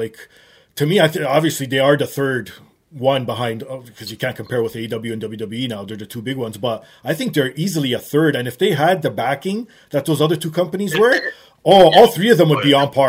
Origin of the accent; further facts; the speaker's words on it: Canada; me, as being a Canadian